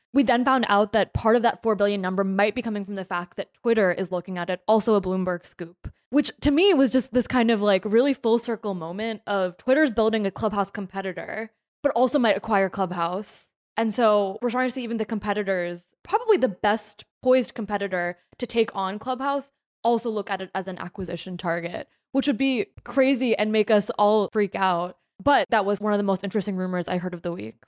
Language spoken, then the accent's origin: English; New Jersey, United States; my home state